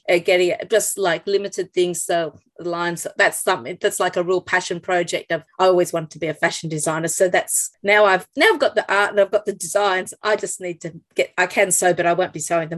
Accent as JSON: {"language": "English", "country": "Australia", "said": "to know me as an Australian artist"}